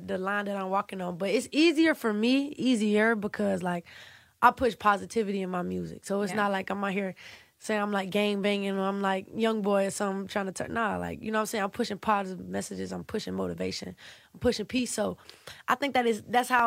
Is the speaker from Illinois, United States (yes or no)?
no; Savannah, Georgia, United States; I'm from Savannah, Georgia